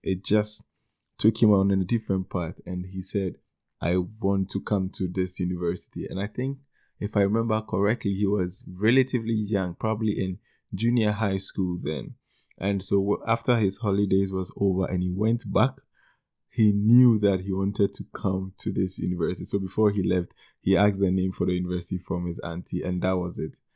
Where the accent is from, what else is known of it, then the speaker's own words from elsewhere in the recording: Ghana; Ghana, my home country in West Africa